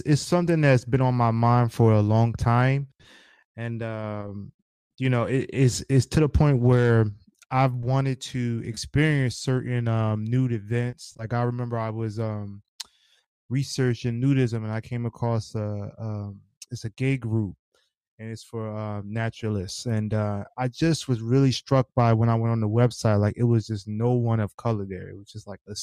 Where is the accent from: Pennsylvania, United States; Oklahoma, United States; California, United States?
Pennsylvania, United States; Philadelphia; I'm from Philly